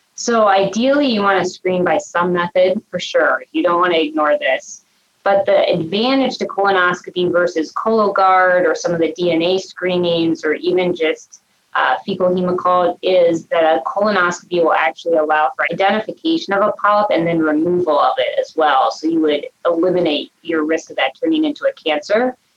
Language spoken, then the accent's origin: English; Cincinnati, Ohio, United States; born or raised there; also born or lived in Minnesota; now in Cleveland, United States